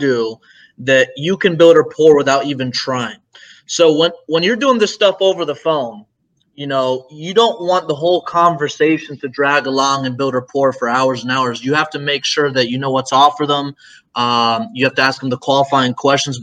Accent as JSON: {"language": "English", "town": "Tampa", "region": "Florida", "country": "United States", "said": "Florida, I'm from Tampa"}